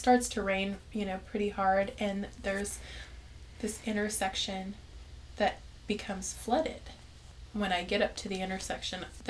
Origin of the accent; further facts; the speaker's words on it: Kerman, California, United States; also born or lived in Fresno; I'm from Kerman. I was born and raised here.